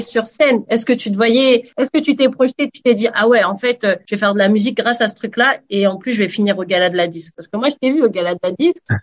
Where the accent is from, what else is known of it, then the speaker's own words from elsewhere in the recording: France; now in Canada; en tant que Française de France